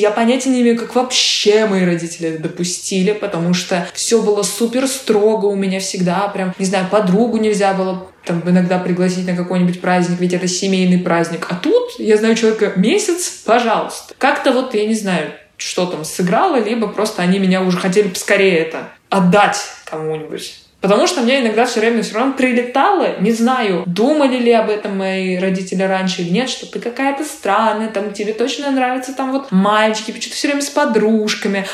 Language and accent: Russian; Saint Petersburg, Russia; moved away; Да, я и родилась в Питере, и выросла в Питере, и вот до последнего момента жила в Питере